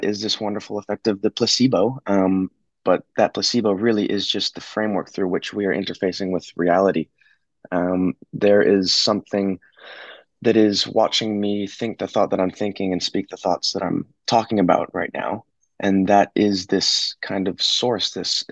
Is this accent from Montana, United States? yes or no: yes; Montana, United States; now in Australia; growing up in the States, I lived in a small town in Montana